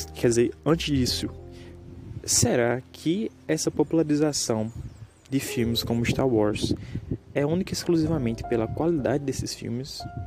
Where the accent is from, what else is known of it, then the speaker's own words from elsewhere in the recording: Northeast Region, Brazil; eu sou nordestino